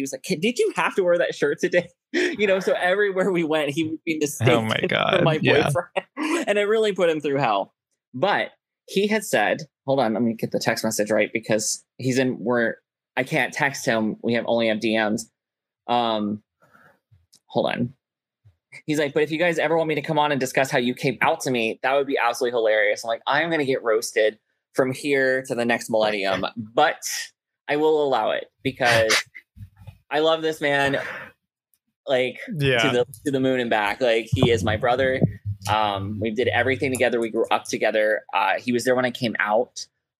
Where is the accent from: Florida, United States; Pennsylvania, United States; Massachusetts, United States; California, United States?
Florida, United States; Fort Myers; moved away; I grew up in Fort Myers, Florida